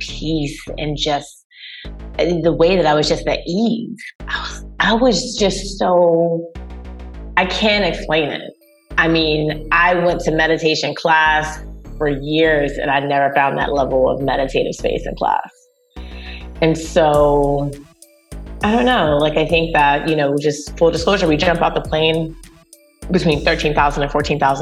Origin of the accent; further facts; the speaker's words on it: North Carolina, United States; I'm from North Carolina